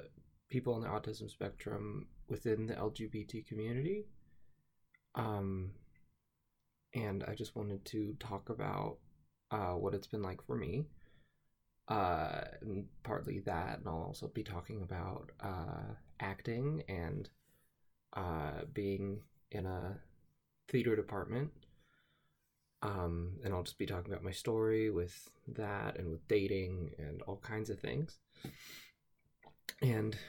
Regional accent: Utah, United States; I am from Utah

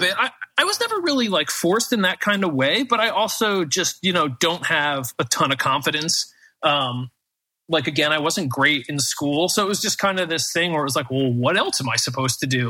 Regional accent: United States

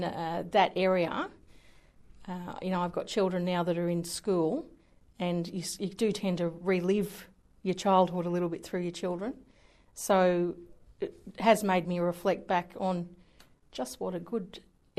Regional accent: Hawkesbury area, western outskirts of Sydney, New South Wales, Australia; moved away as an adult; now in Newcastle, Australia; I was born out in the Hawkesbury area, which is sort of out Windsor, Richmond, the outskirts, very extreme western outskirts of Sydney, Blue Mountains.

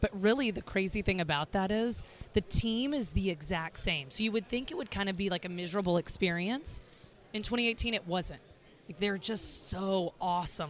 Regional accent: the South, United States; also born or lived in Chicago; now in Miami, United States; we are from the South, my husband's from the South as well, Alabama and Mississippi

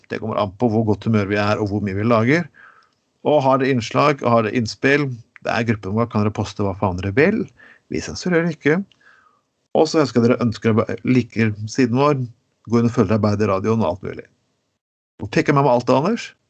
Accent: Norway; der jeg kommer fra i Grema

